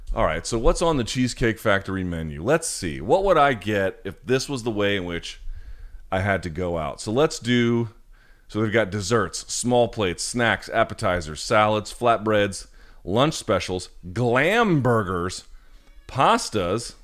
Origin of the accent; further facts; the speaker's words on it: United States; as an American